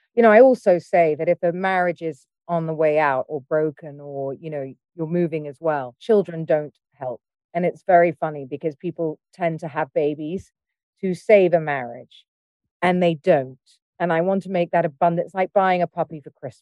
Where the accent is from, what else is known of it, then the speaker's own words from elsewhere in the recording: United Kingdom; I'm British